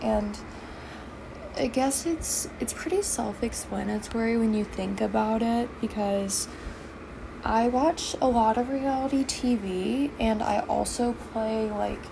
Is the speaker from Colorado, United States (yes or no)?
no; Virginia, United States; I'm from Virginia.